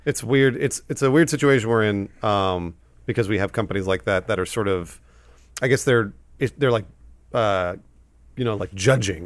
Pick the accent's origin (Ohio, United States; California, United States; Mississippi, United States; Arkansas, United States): California, United States; Southern; Adam and I, we grew up here in Southern California